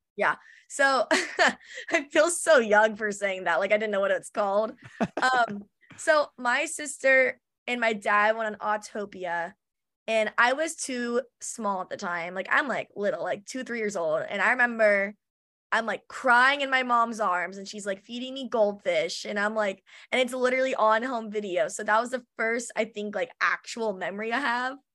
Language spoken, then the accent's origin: English; Orange County, California, United States; I've always grown up in Orange County, so I've always been, like, pretty close to the theme parks